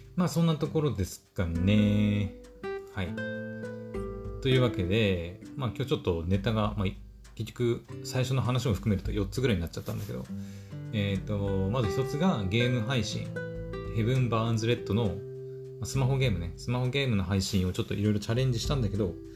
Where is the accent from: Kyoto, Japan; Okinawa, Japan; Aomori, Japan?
Aomori, Japan; 私、青森の人間なんですけど